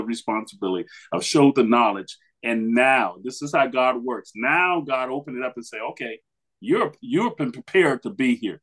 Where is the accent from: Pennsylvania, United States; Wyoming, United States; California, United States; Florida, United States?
Florida, United States; Miami; now in Louisville, United States; I'm originally from Miami, Florida.